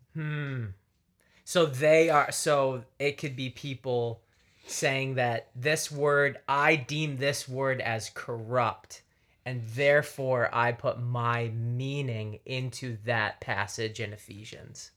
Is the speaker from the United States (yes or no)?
no; Canada; moved away; I grew up in Canada